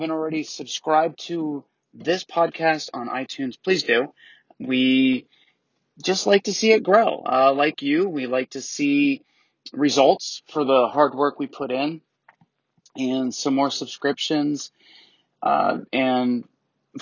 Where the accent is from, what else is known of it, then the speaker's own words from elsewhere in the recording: Atlanta, Georgia, United States; We're from Atlanta in the United States.